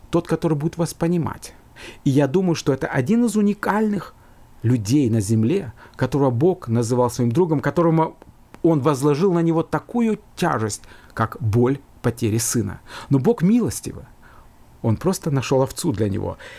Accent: Georgia; now in Finland; я родился в Грузии, и мы с братом там жили, потом мы переехали в другую страну, но я вспоминаю, как, наверное, любой человек, мои воспоминания детства — это школа

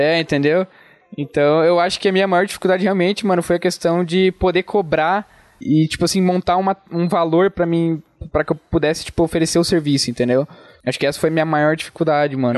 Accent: Fraiburgo, Santa Catarina, Brazil; accent: interior, rolled R; also born or lived in Joinville; eu sou aqui de Freiburg, nasci aqui. Você pode ver pelo sotaque, né, mano? Puxa o R e tal, interiorzão

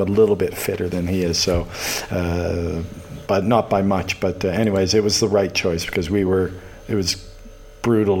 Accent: Halifax, Nova Scotia, Canada; also born or lived in Moncton, New Brunswick; now in Toronto, Canada; Dalhousie as well, my hometown

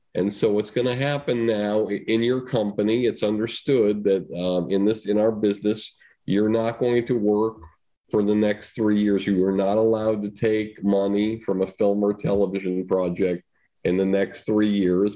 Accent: Longmeadow, Massachusetts, United States; I'm from Longmeadow, Massachusetts

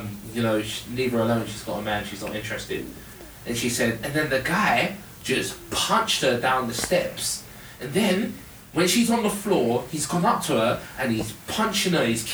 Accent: London, United Kingdom; I'm from South

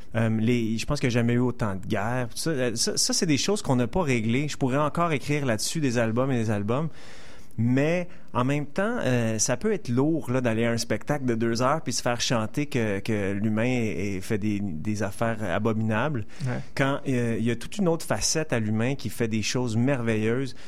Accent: Montreal, Quebec, Canada; je suis né ici, j'ai passé 30 ans ici, j'ai grandi grandi à NDG

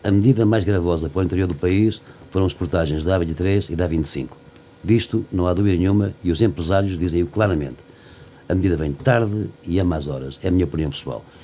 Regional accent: Castanheira, Centro, Portugal; da minha aldeia, Castanheira e de outras zonas aqui da Guarda

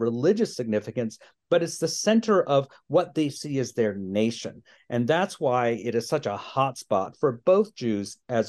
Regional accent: Virginia, United States; I grew up in Virginia, and you know, our idea of going on a pilgrimage was going to a Civil War battle site.

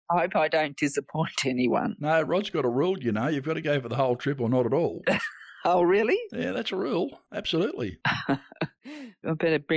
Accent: Hobart, Tasmania, Australia; I'm Hobart, born and bred.

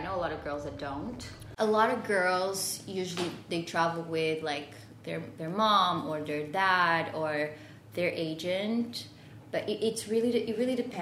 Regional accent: Porto, Norte, Portugal; English is a second language; moved away as an adult; also born or lived in Lisbon, Portugal / London, United Kingdom / Paris, France; I'm from Porto in Portugal

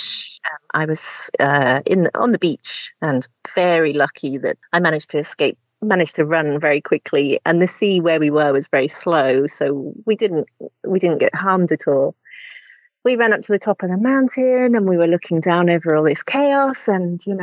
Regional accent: the Midlands, England, United Kingdom; moved away as an adult; I grew up in the Midlands in England

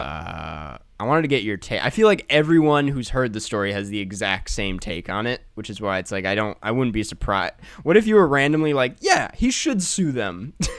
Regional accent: Midwest, United States

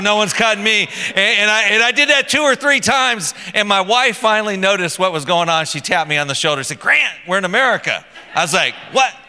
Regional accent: United States; moved away; I'm American

